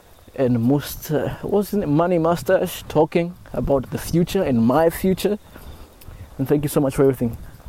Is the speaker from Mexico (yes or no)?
no; Kenya; moved away as an adult; also born or lived in Osaka, Japan; now in Kyushu, Japan; from Kenya, living in Japan for the past 4 years. I just moved out of Osaka and I'm currently living in Kyushu as of yesterday.